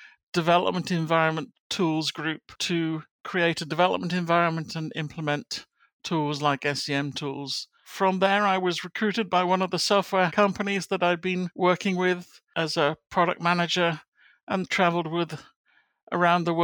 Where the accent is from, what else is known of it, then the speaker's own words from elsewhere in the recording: Plymouth, South West England, United Kingdom; moved away as an adult; I'm from Plymouth in England, which is down in the southwest of the country. Left there to go to university